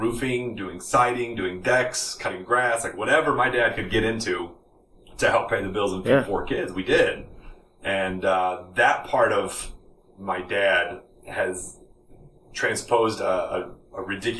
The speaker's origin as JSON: {"language": "English", "town": "Hermann", "region": "Missouri", "country": "United States", "tie": "born or raised there", "also_born_or_lived": "Texas", "said": "here when I was like 4 or 5 years old, and I've been in Missouri ever since. And I grew up on a little farm out by Herman, Missouri"}